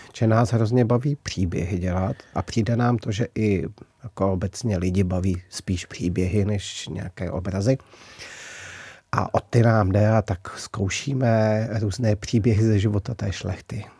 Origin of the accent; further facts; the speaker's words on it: Humpolec, Vysočina Region, Czechia; moved away; Narodil jsem se v Humpolci